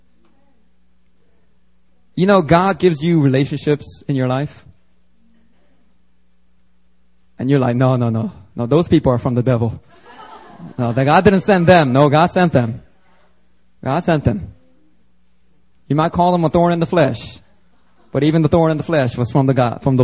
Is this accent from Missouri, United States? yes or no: no; Philadelphia, Pennsylvania, United States; born or raised there; accent: Ebonics accent; now in Seoul, South Korea